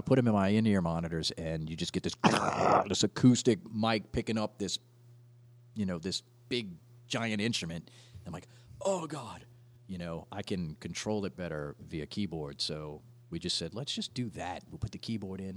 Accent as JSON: {"language": "English", "town": "Slidell", "region": "Louisiana", "country": "United States", "tie": "born or raised there", "said": "so I grew up in Slidell, I moved there when I was nine."}